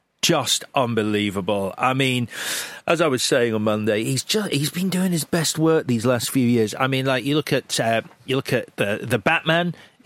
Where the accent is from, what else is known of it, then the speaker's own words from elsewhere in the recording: Ireland; and maybe it's just because I'm Irish